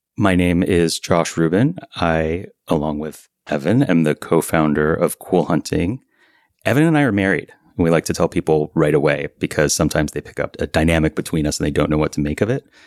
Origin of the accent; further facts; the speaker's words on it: Miami, Florida, United States; also born or lived in Vermont; now in Beacon, United States; until I was eight years old, I spent half the year in Vermont and half the year in Miami. And then when I was eight, they married each other again. And we lived in Miami